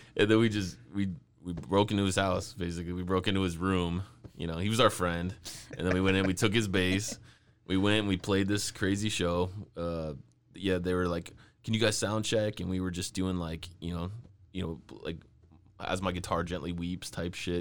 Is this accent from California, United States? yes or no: yes; California, United States; I'm from California